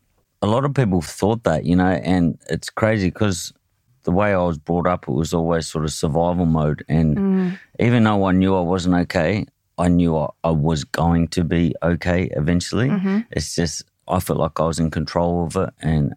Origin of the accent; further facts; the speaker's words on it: Hobart, Tasmania, Australia; Yeah, I grew up in, I was born in Hobart, a place called Clarendonville